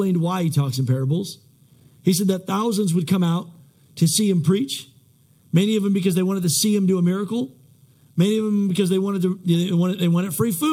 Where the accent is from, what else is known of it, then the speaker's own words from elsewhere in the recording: United States; I'm American at my core